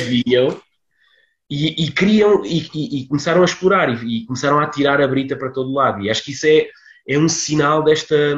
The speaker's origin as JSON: {"language": "Portuguese", "country": "Portugal", "tie": "born or raised there", "moved": "yes", "said": "vilas, como a, a, minha, onde eu, onde eu cresci, não, não onde eu nasci, mas onde, onde eu cresci"}